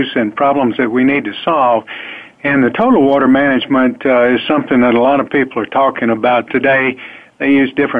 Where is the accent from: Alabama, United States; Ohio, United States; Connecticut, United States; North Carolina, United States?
Alabama, United States; I grew up down in the south in the state of Alabama